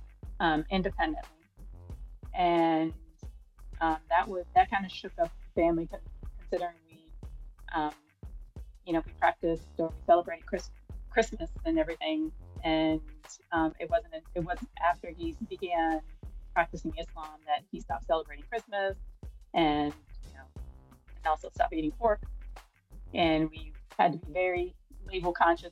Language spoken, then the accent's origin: English; Maryland, United States; now in Washington, D.C., United States; I was born in Washington, D.C., but I grew up in Maryland in like the D.M.V. area. And I currently live in Washington, D.C., but I grew up in Maryland